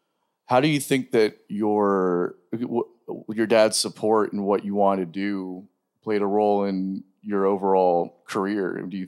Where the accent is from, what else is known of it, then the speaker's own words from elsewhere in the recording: Pembroke Pines, Florida, United States; I'm from Pembroke Pines.